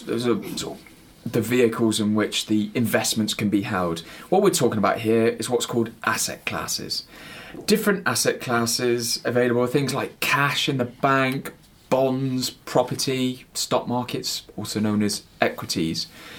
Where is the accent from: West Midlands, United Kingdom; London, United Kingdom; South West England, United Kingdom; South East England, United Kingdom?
South West England, United Kingdom; West Country; accent: West Country; that's my West Country accent coming through